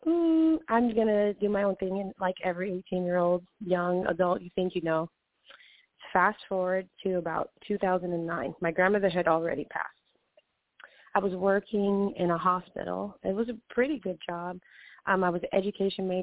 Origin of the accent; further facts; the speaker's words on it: Hawaii, United States; now in Los Angeles, United States; I grew up in Hawaii, so I was born and raised out there